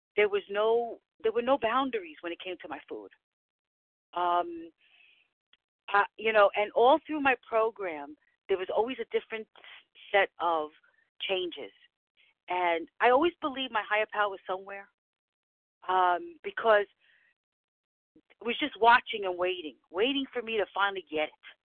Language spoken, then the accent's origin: English; New York City, New York, United States; from the Bronx